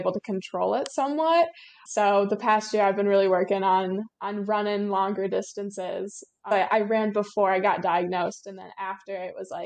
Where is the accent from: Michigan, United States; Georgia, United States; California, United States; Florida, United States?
Michigan, United States; Traverse City; I'm from Traverse City, Michigan, so pretty far up north in the state. And I'm a senior in high school this year